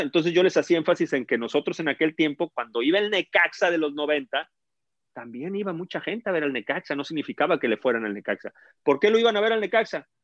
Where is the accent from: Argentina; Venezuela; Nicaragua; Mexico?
Mexico; Monterrey, Nuevo León; Yo crecí en Monterrey